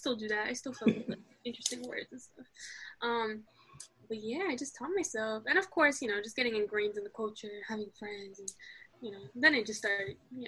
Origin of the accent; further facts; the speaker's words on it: Queens, New York, United States; also born or lived in Morocco; I'm from Morocco and New York. So basically, I was born in the States, but immediately shipped off to Morocco as a newborn. And then I was raised there until I was, like, 6. And then I came back to Queens